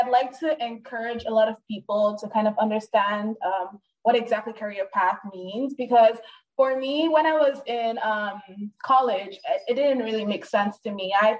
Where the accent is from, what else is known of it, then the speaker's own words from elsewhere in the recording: Nigeria; now in United States; where are you from? And then I say, I'm Nigerian. They're like, well, I don't hear the accent.